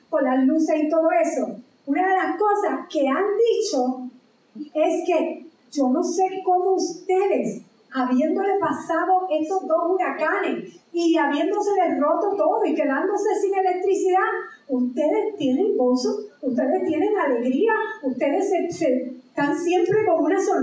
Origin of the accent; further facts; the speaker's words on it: Puerto Rico; aparte de ser puertorriqueño, aquí todos somos puertorriqueños